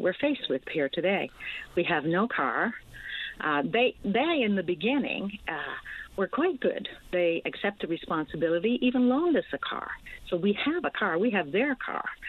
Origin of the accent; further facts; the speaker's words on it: Newfoundland and Labrador, Canada; moved away; I'm originally from Newfoundland, but I'm back, for, as I said, for a family reunion